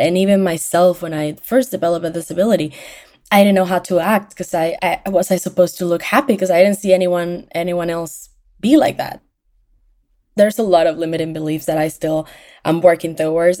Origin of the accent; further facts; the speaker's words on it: Venezuela; now in Orlando, United States; I am from Venezuela, and I live in Orlando, Florida